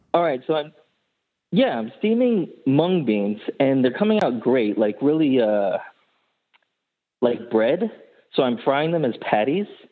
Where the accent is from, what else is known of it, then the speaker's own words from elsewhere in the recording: India; I'm Indian